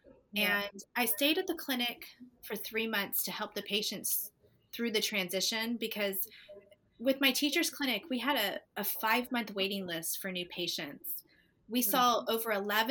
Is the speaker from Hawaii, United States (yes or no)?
no; Destin, Florida, United States; moved away as an adult; also born or lived in Atlanta, Georgia; I'm from Destin, Florida